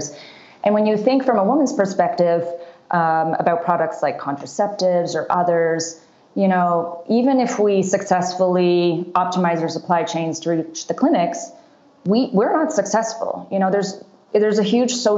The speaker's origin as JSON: {"language": "English", "country": "Canada", "tie": "born or raised there", "also_born_or_lived": "Seattle, United States", "moved": "yes", "lives_now": "Rwanda", "said": "I grew up in Canada"}